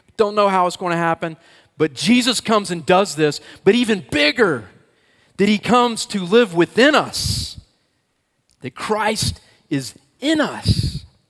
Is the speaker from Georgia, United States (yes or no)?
yes; Atlanta, Georgia, United States; I grew up in the Atlanta area